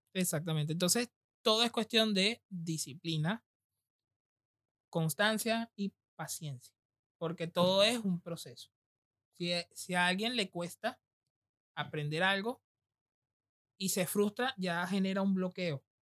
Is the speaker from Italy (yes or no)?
no; Venezuela; now in Argentina; nosotros que venimos del Caribe, de Venezuela